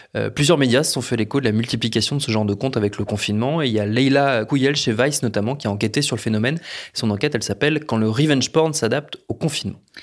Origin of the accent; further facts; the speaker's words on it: France; chez nous en France